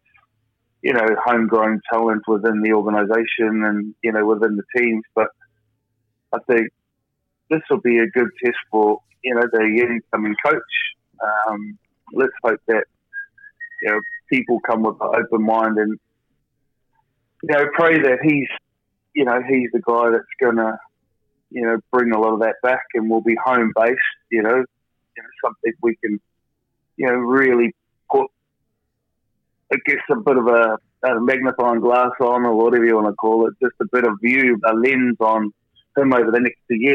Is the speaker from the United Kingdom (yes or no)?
no; New Zealand; moved away